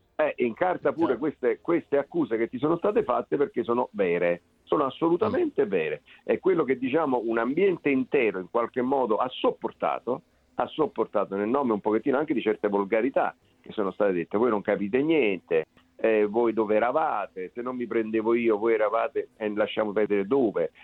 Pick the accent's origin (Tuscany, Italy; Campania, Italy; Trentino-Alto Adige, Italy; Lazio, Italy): Campania, Italy; Naples; io sono napoletano